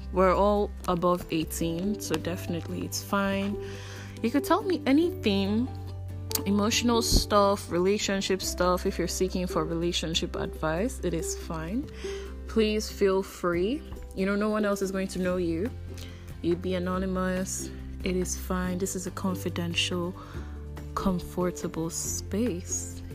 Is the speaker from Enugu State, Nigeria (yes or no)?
yes; Enugu State, Nigeria; I'm Igbo from Enugu State